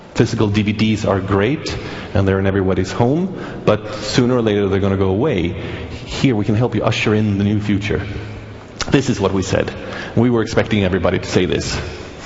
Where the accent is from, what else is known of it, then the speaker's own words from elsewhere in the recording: Sweden; I'm from Sweden, the country that did bring you Pirate Bay